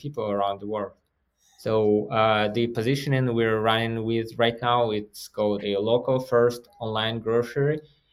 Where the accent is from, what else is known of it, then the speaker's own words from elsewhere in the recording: Kazakhstan; moved away as an adult; now in Denver, United States; So my homeland is Kazakhstan. Technically, I was born in Soviet Union.